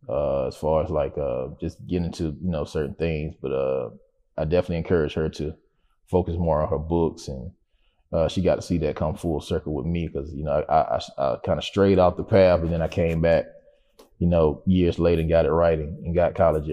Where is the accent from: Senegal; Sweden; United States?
United States; Macon, Georgia; Macon was a beautiful place for me growing up, even though, I was in an impoverished area, man.